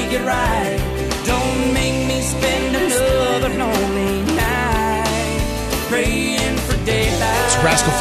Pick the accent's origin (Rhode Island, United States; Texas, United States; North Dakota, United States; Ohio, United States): Texas, United States; That's my home state as well